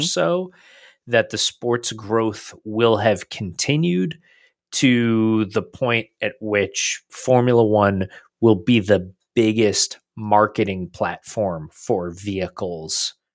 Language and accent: English; United States; being that we are American fans